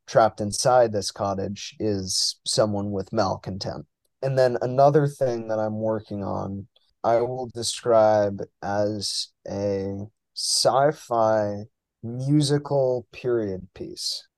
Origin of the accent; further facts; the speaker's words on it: New York, United States; moved away as an adult; now in Boston, United States; born and raised in New York